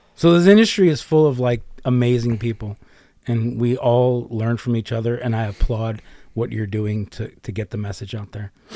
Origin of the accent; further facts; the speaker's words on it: United States; I'm from America